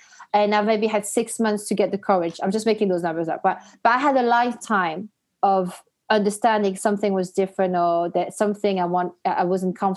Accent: Belgium; moved away; I'm half Algerian. I grew up in Belgium

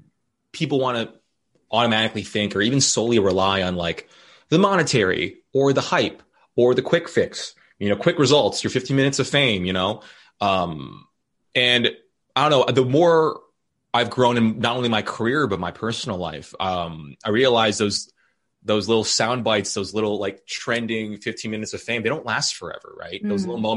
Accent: Philippines; I think I have that maybe cheerleader mentality from being Filipino, like loving community, wanting to make things approachable.

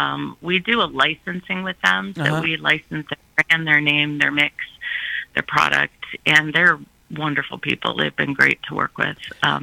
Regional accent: Sylvania, Ohio, United States; We're from Sylvania.

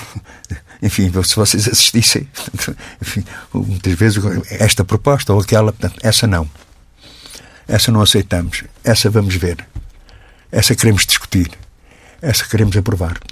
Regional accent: Portugal; como português

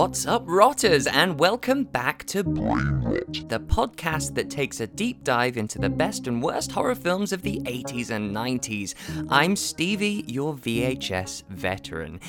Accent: United Kingdom; growing up in Thatcher's Britain

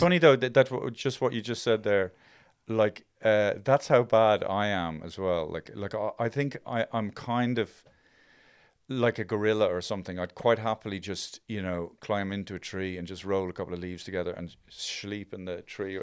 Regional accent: Ireland; growing up in Ireland

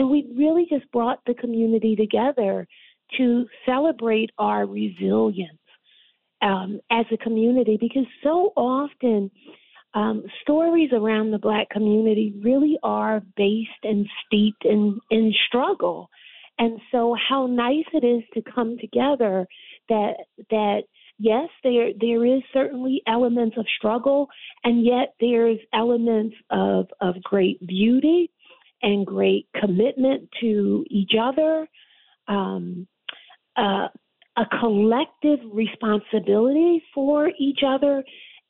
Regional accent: Philadelphia, Pennsylvania, United States; now in Waterbury, United States; I'm from Philadelphia

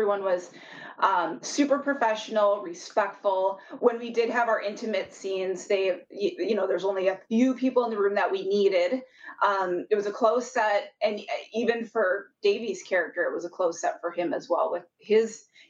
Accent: Minnesota, United States; moved away as an adult; now in Los Angeles, United States; I'm from Minnesota. I should be used to this weather, but I live in LA, and I've been out here now for about 6 years.

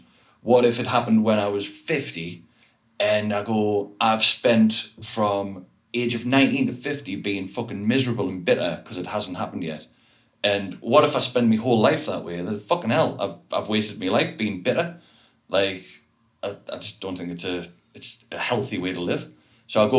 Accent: the Northeast, North East England, United Kingdom; I was from the Northeast

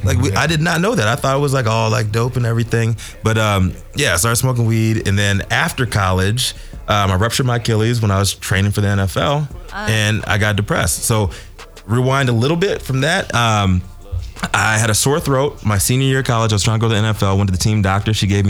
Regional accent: Virginia, United States; moved away as an adult; also born or lived in Chicago

